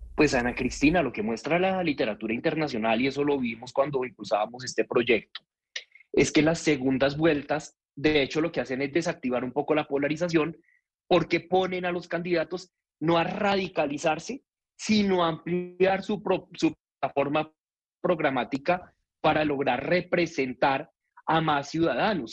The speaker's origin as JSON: {"language": "Spanish", "region": "Bogotá", "country": "Colombia", "said": "como ciudadano bogotano"}